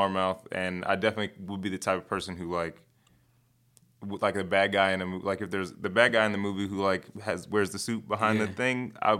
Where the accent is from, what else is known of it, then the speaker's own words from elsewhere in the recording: Chicago, Illinois, United States; I'm from the Southside.